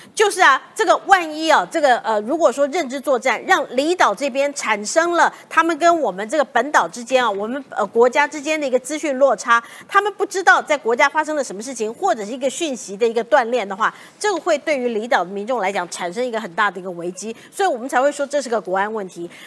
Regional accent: Taiwan; 我作为台湾人

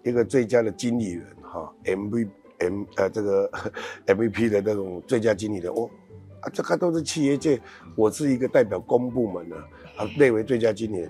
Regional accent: Checheng, Pingtung County, Taiwan; 我就是在吹落山风长大。在车城

